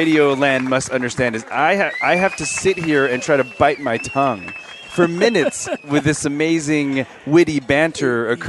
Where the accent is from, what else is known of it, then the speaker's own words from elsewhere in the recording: Los Angeles, California, United States; I spent most of my life here. So I was born in Alhambra. And again, for people like in podcast land, East L.A., right? I was born in East L.A.